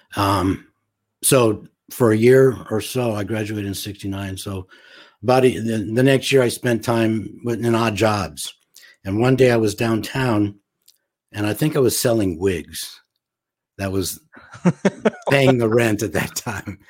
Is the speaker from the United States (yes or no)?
yes; Los Angeles, California, United States; also born or lived in St. Louis, Missouri; I was raised mostly in Los Angeles